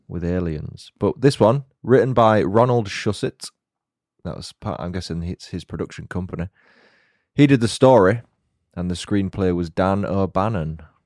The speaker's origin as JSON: {"language": "English", "region": "Yorkshire and the Humber", "country": "United Kingdom", "accent": "Yorkshire", "said": "I'll probably put on my Yorkshire accent a little bit more, which I naturally do around people from God's own county"}